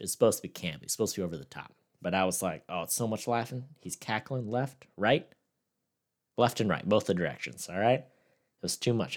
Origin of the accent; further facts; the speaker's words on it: Victorville, California, United States; the place I'm from, like, the crime rate's decently high where I'm, like, born and raised